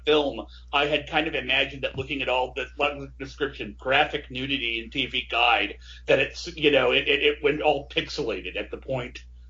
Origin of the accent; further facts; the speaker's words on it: Midwest, United States; Vern and I are Midwestern Westerners, which means we're practically Canadian.